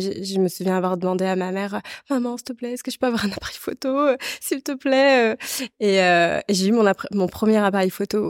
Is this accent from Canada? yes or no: no; La Rochelle, Nouvelle-Aquitaine, France; also born or lived in Vendée; je viens de La Rochelle, bord de mer. et en fait, j'ai j'ai grandi entre la Vendée et la Rochelle précisément.